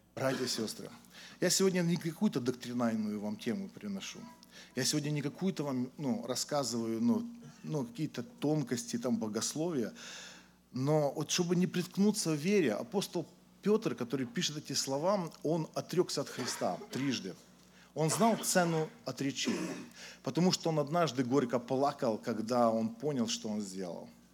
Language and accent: Russian; Ukraine; moved away as an adult; now in Tyumen, Russia; Я сам родился на Украине, уверовал на Украине, а вот когда мне исполнилось 20 лет, я уехал в Сибирь, э, в Тюмень